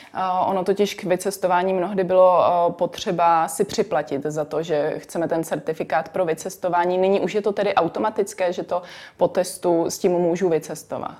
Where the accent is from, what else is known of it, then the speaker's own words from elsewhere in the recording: Czechia; my jako Češi